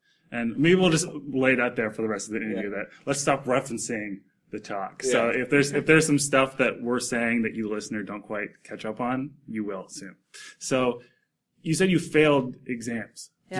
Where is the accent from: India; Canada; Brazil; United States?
Canada; I'm a Canadian that doesn't have U.S. citizenship.